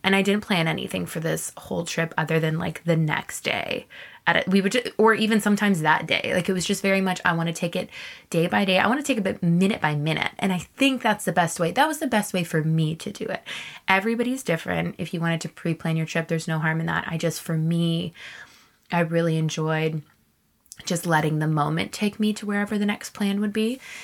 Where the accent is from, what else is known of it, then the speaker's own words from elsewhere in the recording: Canada; also born or lived in Texas / East Coast / Vancouver; I'm Canadian